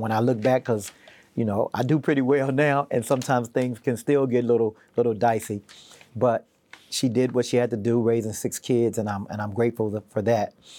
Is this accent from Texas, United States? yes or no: yes; Houston, Texas, United States; also born or lived in Wilmington; now in Virginia, United States; growing up in Houston kind of formed me and really inspired me to be where I am today